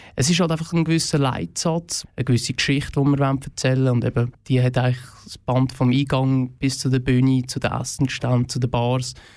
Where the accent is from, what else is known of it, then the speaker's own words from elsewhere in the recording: Oberfrick, Aargau, Switzerland; also born or lived in Frick; Ich bin selber aus dem Fricktal, ja. Ich bin cool. auf Oberfrick aufgewachsen